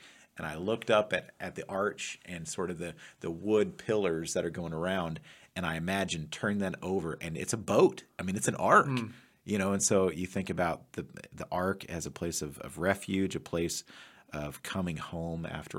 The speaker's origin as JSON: {"language": "English", "region": "Kansas", "country": "United States", "tie": "born or raised there", "also_born_or_lived": "Texas", "lives_now": "Missouri, United States", "said": "We moved back to Kansas, and that was sort of a reconnecting with my childhood roots. And now that we're in Missouri"}